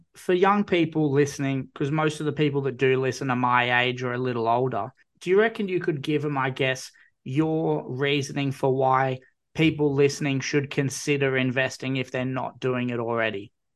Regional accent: Newcastle, New South Wales, Australia; I'm from Newcastle originally, grew up on, like, New South Wales origin

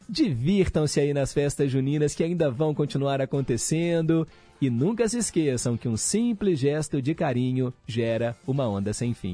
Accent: Belo Horizonte, Minas Gerais, Brazil; lá no Milionários, onde eu cresci

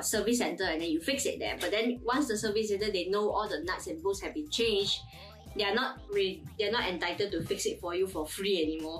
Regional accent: Malaysia; Is it not obvious enough we are from Malaysia?

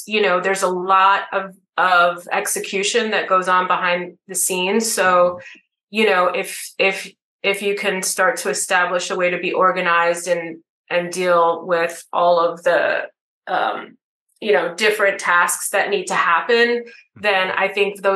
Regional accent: New York City, New York, United States; I'm from New York City

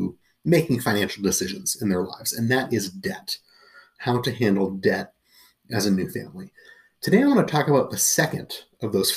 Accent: Massachusetts, United States; moved away; also born or lived in Washington, D.C.; I grew up in Massachusetts

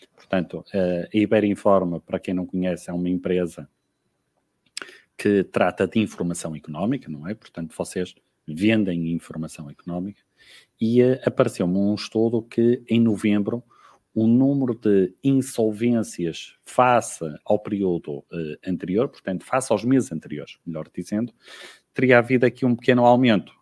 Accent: Ermesinde, Porto District, Portugal; moved away as an adult; now in Guarda, Portugal; Sou, sou natural, sou natural do Porto, não é? em concreto, nascida e criada em Irmezinho

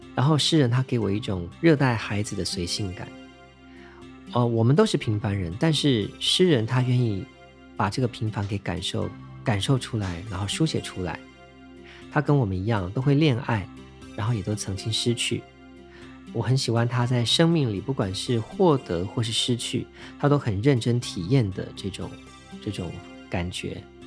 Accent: Taiwan; 我身为一个土生土长的台湾岛屿的居民，从小所见的环境呢，大概就是椰林或者是海洋、山峦等等

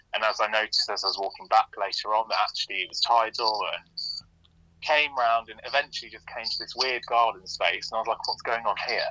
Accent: West Midlands, United Kingdom; now in London, United Kingdom; my hometown, which is in the West Midlands

